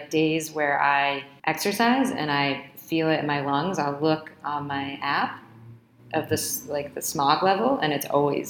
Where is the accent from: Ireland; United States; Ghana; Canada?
United States; Boston, Massachusetts; moved away as an adult; now in Santiago, Chile; I'm from Boston. I mean, our winters are harsh.